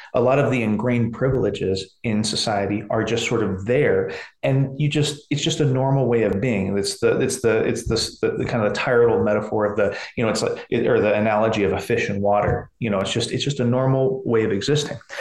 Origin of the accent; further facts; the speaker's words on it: McMinnville, Oregon, United States; I'm from McMinnville, Oregon. This is not your Portland, Oregon.